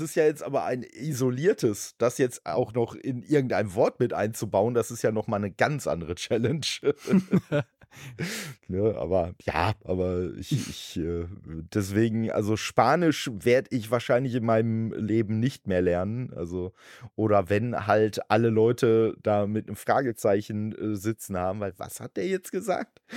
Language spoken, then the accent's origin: German; Dortmund, North Rhine-Westphalia, Germany; moved away; in Dortmund, wo ich halt ursprünglich herkomme